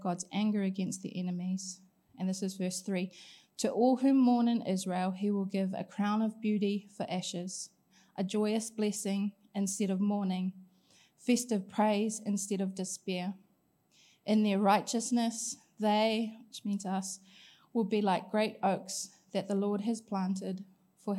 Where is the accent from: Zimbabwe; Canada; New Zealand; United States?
New Zealand; Gisborne; moved away; I grew up in Gisborne.